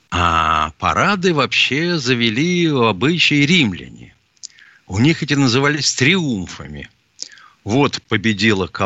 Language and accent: Russian; Lüshun, Liaoning, China; born there; Я родился в Порт-Артуре.